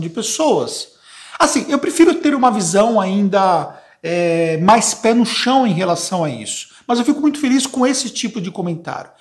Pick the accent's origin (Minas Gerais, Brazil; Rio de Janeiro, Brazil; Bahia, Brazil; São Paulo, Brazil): São Paulo, Brazil; ABC Paulista, Greater; eu sou da Grande São Paulo, no ABC paulista